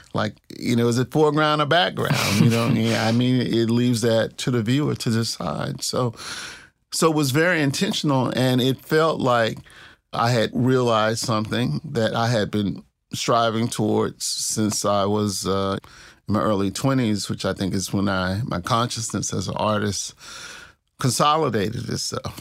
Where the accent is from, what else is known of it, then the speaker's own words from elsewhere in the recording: Clarksdale, Mississippi, United States; also born or lived in Tupelo, Mississippi; I grew up in the Delta, the Mississippi Delta. I grew up kinda in two places. I was born in Tupelo, Mississippi